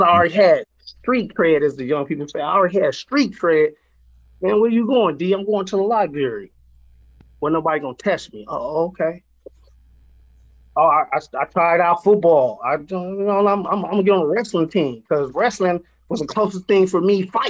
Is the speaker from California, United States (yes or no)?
yes; Oakland, California, United States; moved away as an adult; now in Wisconsin, United States; I'm from the Bushrod area in North Oakland specifically.